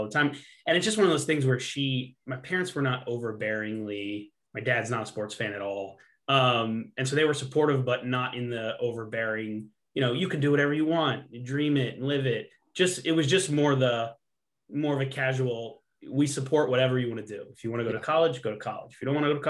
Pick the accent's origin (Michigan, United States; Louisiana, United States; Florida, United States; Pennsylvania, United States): Pennsylvania, United States; Middletown; I'm from Middletown, Pennsylvania, okay, which is very, very close to the capital, Harrisburg